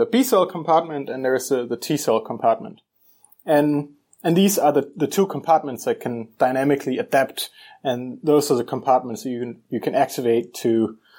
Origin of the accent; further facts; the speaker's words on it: Copenhagen, Capital Region of Denmark, Denmark; moved away as an adult; now in Seattle, United States; I am Danish, and I am from Copenhagen, Denmark. And that's where I did my undergrad